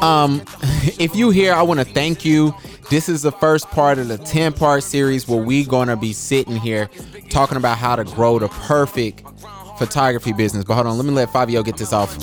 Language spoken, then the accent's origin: English; Charlotte, North Carolina, United States; I was born in Charlotte. I was raised in Charlotte